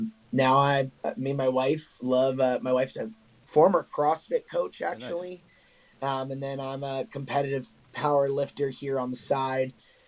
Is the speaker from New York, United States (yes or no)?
no; Olney, Maryland, United States; now in Lancaster, United States; I'm originally from Olney, Maryland. I actually moved around a lot as a kid, but yeah, so I grew up in Maryland, ended up playing collegiate lacrosse at Messiah College